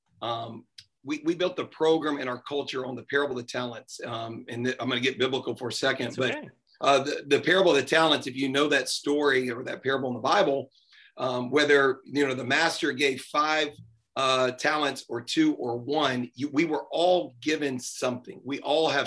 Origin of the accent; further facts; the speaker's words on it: Nashville, Tennessee, United States; I grew up here in Nashville and I still reside in Nashville